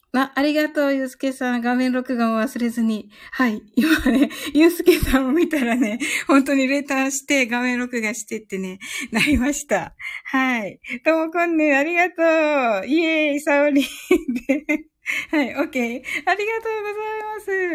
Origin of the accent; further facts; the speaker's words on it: Kyushu, Japan; 私はね、あの、九州人